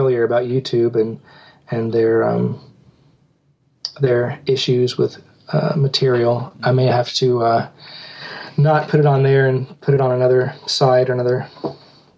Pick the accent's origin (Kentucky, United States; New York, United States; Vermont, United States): Kentucky, United States; we shot it here in my hometown